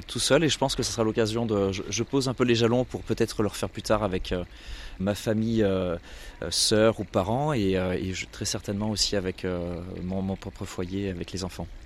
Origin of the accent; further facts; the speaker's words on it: Massif Central, France; now in Lyon, France; plutôt originaire du Massif Central, grandi dans le Massif Central